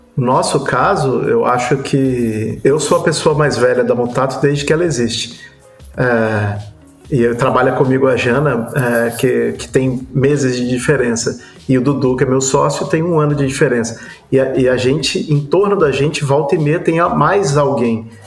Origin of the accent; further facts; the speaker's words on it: Brazil; a gente como brasileiro